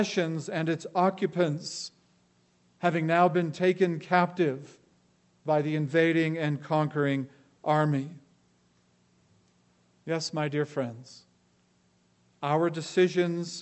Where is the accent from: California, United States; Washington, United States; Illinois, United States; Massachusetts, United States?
California, United States; Los Angeles; I grew up in Los Angeles.